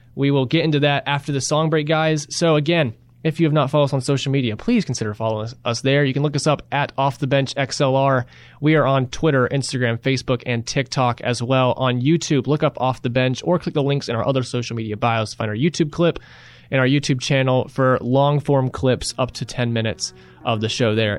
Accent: Rock Hill, South Carolina, United States; Winthrop, they're my hometown team from, from Rock Hill

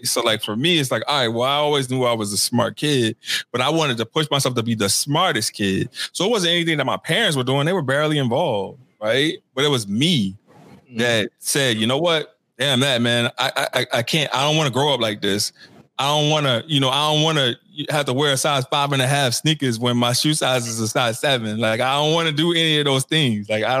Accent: St. Tammany Parish, Louisiana, United States; born or raised there

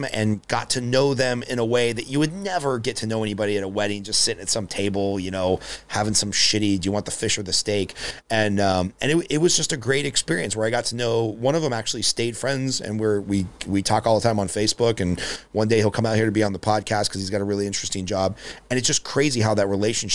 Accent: Glendale, California, United States; a lot of Armenian friends growing up in Glendale

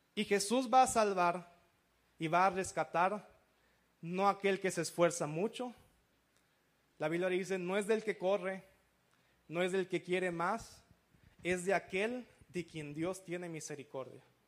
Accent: Veracruz, Mexico; Yo soy de Veracruz, soy costeño también, como camarón en las mañanas y todo eso

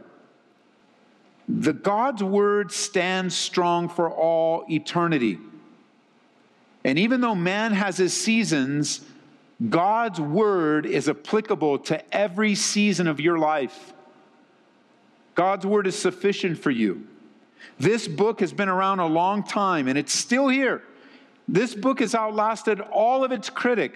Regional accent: Southern California, United States; moved away as an adult; now in Colorado, United States; I grew up in Southern Cal. It's sunny all the time.

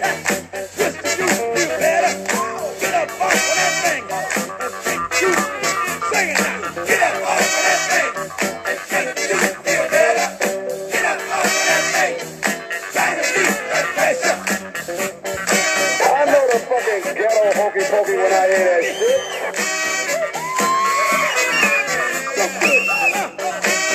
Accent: New Orleans, Louisiana, United States; I'm from New Orleans

